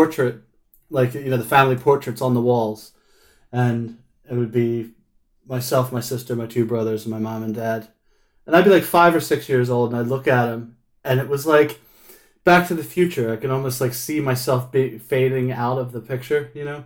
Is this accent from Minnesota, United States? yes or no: no; Philadelphia, Pennsylvania, United States; moved away as an adult; now in Manchester, United Kingdom; I'm from Philadelphia, New Jersey area